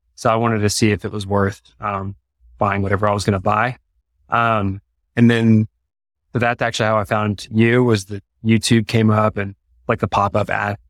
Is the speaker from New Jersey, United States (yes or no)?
no; East Texas, United States; moved away as an adult; now in Colorado Springs, United States; we are from Texas. Uh, okay. So East Texas, kind of like near like the Louisiana border. And my wife's from Dallas